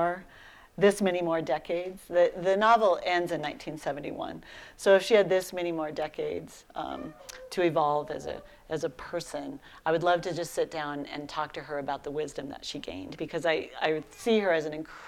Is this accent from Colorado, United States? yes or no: yes; Colorado, United States; also born or lived in Philadelphia; I'm a fifth generation Coloradoan. It's deep in my bones